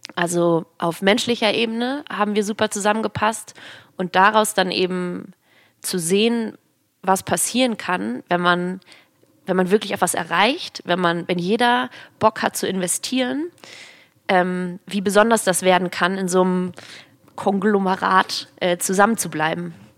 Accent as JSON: {"language": "German", "region": "Hamburg", "country": "Germany", "tie": "born or raised there", "said": "Ich bin gebürtige Hamburgerin"}